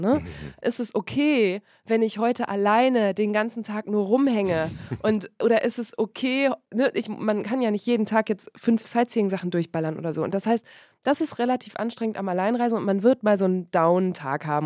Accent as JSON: {"language": "German", "town": "Borken", "region": "North Rhine-Westphalia", "country": "Germany", "moved": "yes", "lives_now": "Berlin, Germany", "said": "ich komme aus dem Münsterland. Im Münsterland ist Borken. das Fahrrad, genau, aus Borken in Westfalen"}